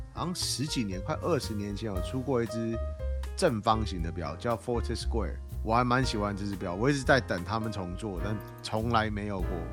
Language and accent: Chinese; Taiwan; 我们台湾人